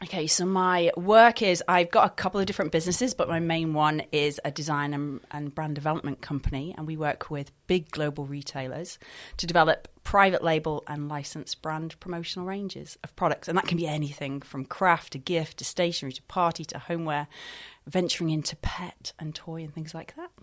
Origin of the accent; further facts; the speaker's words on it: Scotland, United Kingdom; now in Dorset, United Kingdom; I'm not actually from Dorset. I'm from Scotland